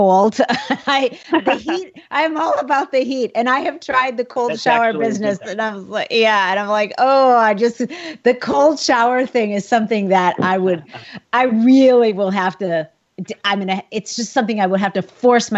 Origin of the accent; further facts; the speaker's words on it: Minnesota, United States; I grew up in Minnesota.